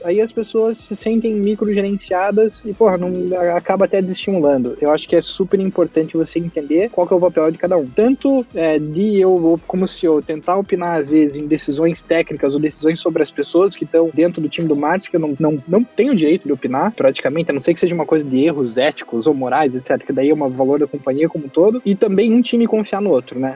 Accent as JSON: {"language": "Portuguese", "country": "Brazil", "moved": "yes", "lives_now": "United States", "said": "a gente é brasileiro"}